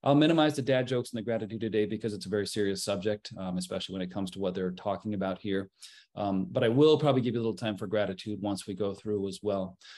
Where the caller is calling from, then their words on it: Mequon, Wisconsin, United States; from Gentian Financial, coming to you from uh, Mequon, Wisconsin.